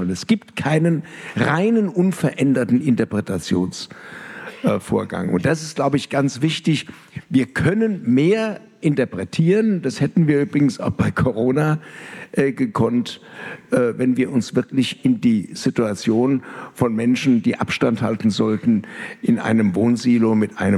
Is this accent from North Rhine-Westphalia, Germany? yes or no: no; Frankfurt, Hesse, Germany; nebenbei bemerkt, ich bin ja Frankfurter